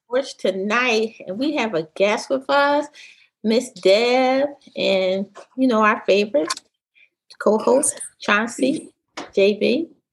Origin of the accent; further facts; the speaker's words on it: Philadelphia, Pennsylvania, United States; I'm from Philly